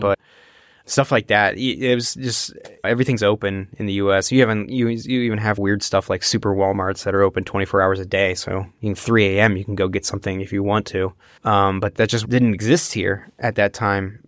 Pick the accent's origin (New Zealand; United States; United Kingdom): United States; born or raised there; first language English; now in Germany